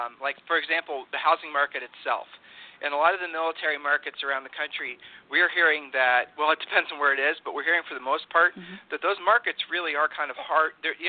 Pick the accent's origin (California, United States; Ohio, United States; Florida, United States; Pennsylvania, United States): Ohio, United States; now in Texas, United States; I'm a transplant from Ohio to Texas.